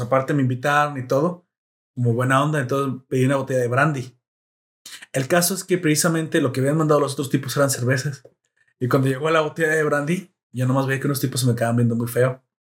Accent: Mexico

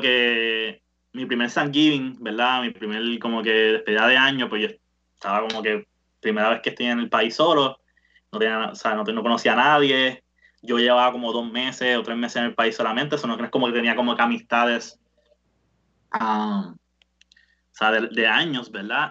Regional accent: Bayamón, Puerto Rico; moved away as an adult; yo soy, de Bayamón

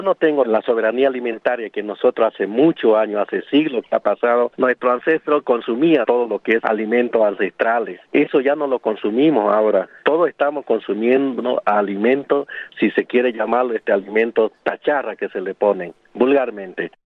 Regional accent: Guaraní people of Salta, Argentina; first language Guarani; Spanish is a second language

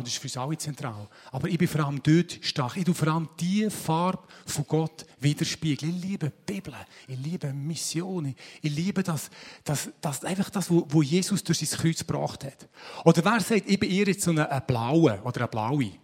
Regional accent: Switzerland; wir sind Schweizer

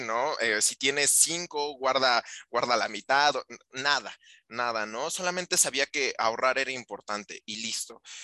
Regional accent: Mexico

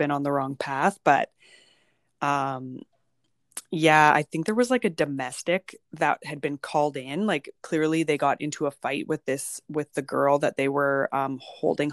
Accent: Kindersley, Saskatchewan, Canada; Kindersley, which is my hometown

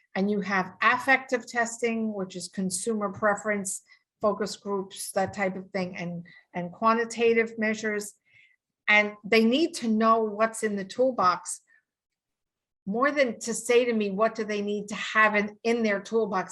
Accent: New York, United States; I'm from New York

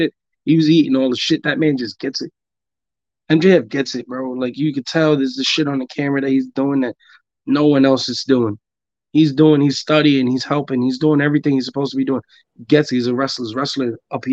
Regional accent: New York City, New York, United States; I'm from Spanish Harlem

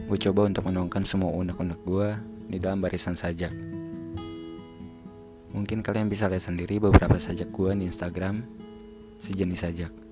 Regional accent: Tangerang, Banten, Indonesia; asal gue dari Tangerang dan sekarang gue masih jadi mahasiswa di salah satu perguruan tinggi negeri di Jawa Timur.

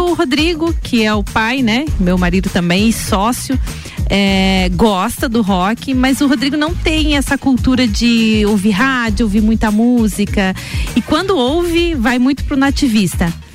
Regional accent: Lages, Santa Catarina, Brazil; also born or lived in Joinville; E meus avós lagianos, meus pais lagianos também, de lá vieram para cá e a gente construiu a vida todinha aí. Então vim para cá com 5, 6 anos de idade

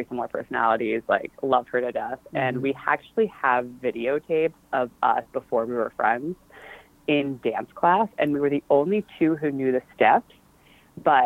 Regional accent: Baltimore, Maryland, United States; also born or lived in Philadelphia, Pennsylvania; I grew up in Baltimore, Maryland, north of the suburbs in the middle of nowhere. And my family was from Philly. So I actually was born in Philly

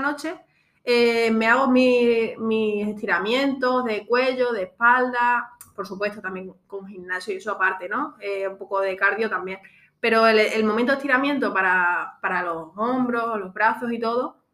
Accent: Extremadura, Spain; moved away as an adult; now in Alfaz del Pi, Spain; yo de Extremadura

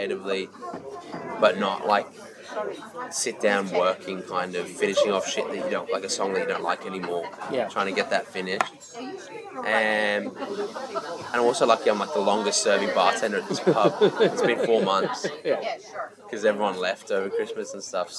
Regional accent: Sydney, New South Wales, Australia; moved away as an adult; now in Dublin, Ireland; in Australia, I always felt weird speaking to people

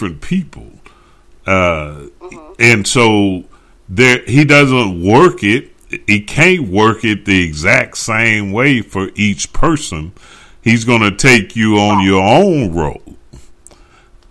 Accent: Dallas, Texas, United States; I'm from the Dallas area

